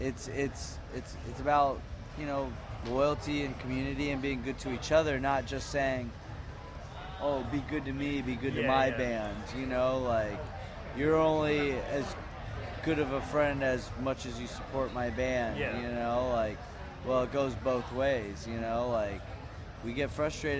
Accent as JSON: {"language": "English", "region": "Texas", "country": "United States", "said": "we're a band from Texas"}